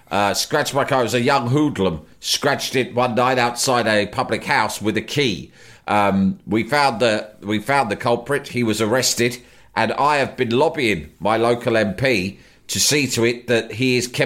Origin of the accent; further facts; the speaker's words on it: England, United Kingdom; I won't be doing anything funky, thanks very much. I'm English.